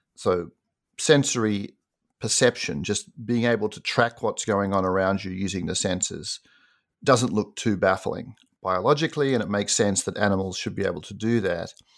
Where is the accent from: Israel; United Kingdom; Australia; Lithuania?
Australia; Sydney, New South Wales; moved away as an adult; also born or lived in United States; I grew up in Sydney, Australia, and did an undergraduate degree there